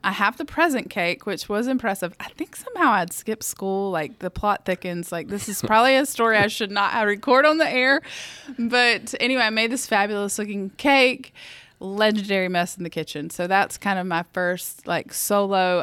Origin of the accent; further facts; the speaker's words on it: the South, United States; accent: Southern; I grew up in the South, as if my accent didn't give me away